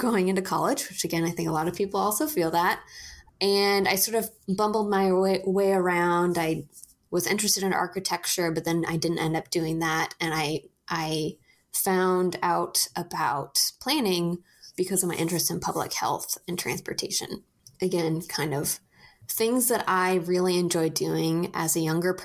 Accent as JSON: {"language": "English", "town": "Portland", "region": "Oregon", "country": "United States", "tie": "born or raised there", "said": "I am born and raised in Portland, Oregon"}